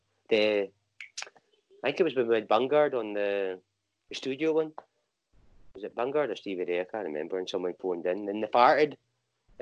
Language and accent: English; Inverurie, Scotland, United Kingdom; moved away as an adult; also born or lived in Banbury, Oxfordshire; now in Glasgow, United Kingdom; Up the other side of Aberdeen. So a wee town called Inverurie. That's where I grew up